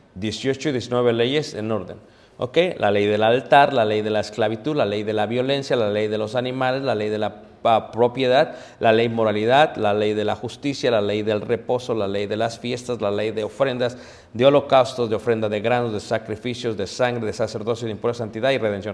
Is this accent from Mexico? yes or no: yes; Mexico; nosotros como, como buenos mexicanos